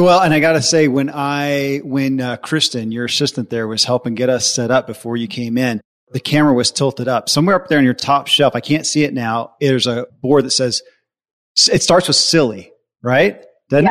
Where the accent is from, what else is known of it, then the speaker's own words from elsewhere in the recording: the Bible Belt, United States; I grew up in the Bible Belt